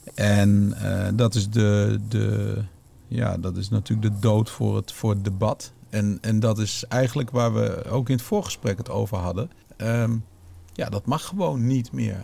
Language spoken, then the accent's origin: Dutch; Netherlands; als Nederlander